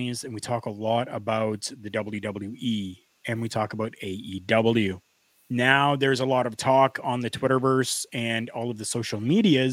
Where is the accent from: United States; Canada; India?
Canada; I'm Canadian